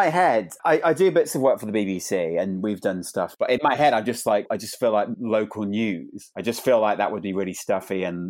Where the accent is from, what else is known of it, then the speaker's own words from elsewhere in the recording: West Midlands, United Kingdom; I grew up in the Midlands, so my regional news is Midlands Today.